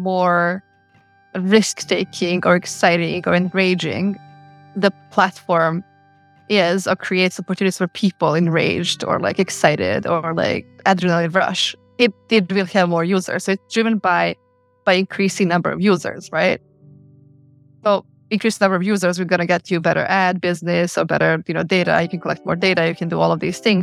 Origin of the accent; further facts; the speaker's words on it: Podgorica, Montenegro; moved away as an adult; now in Geneva, Switzerland; growing up in Podgorica in the war years